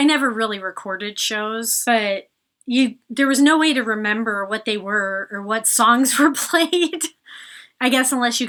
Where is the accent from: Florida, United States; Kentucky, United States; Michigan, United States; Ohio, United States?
Michigan, United States; about 45 minutes from Ann Arbor; now in Chicago, United States; And they played in Ann Arbor, Michigan, which is where the University of Michigan is. And I grew up about 45 minutes away from there. And I was 17 at the time.